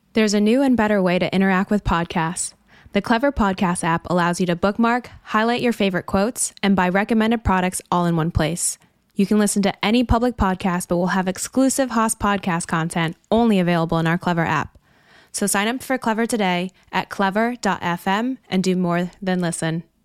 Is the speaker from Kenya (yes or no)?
no; Kolkata, West Bengal, India; moved away as an adult; also born or lived in Singapore; now in United States; So I grew up in India in a city called Kolkata, Calcutta in the east. And after 18 years of my life living with my parents